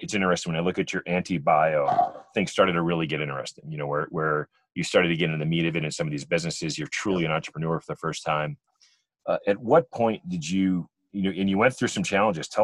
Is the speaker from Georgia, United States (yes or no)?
no; Wisconsin, United States; moved away as an adult; also born or lived in Charlottesville, Virginia / Ann Arbor, Michigan; we're from the Midwest. We're from, you know, Wisconsin